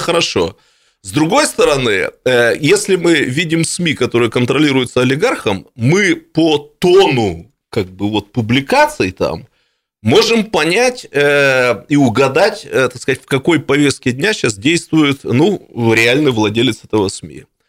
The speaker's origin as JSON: {"language": "Russian", "town": "Irkutsk", "region": "Irkutsk Oblast", "country": "Russia", "said": "я как настоящий иркутянин"}